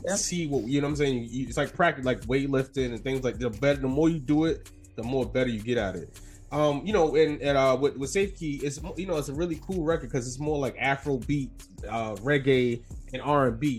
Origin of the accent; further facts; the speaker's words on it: New York City, New York, United States; also born or lived in Soundview, the Bronx; was born in Soundview, but from Harlem, so back and forth